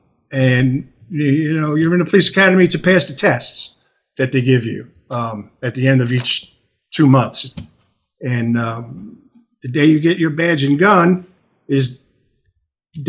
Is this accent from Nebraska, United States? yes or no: no; Long Island, New York, United States; Originally from Long Island, the West End of Long Island